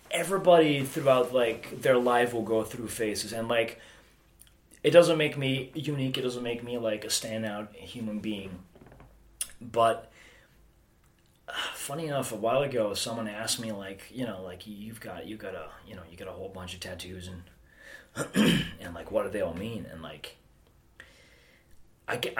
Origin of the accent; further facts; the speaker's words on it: Amsterdam, North Holland, Netherlands; also born or lived in Alkmaar, Netherlands; I was born in Alkmaar, which is a place in the northern part of the Netherlands. Uh, I was raised in and around, I'd say, Amsterdam.